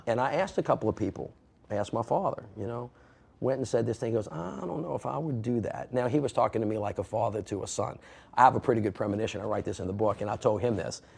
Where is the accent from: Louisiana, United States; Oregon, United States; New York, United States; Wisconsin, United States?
Louisiana, United States; New Orleans; I'm from New Orleans